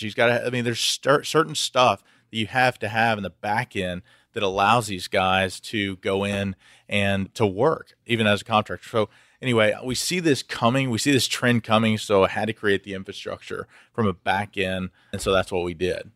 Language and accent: English; Houston, Texas, United States; I'm from Houston originally and born and bred here.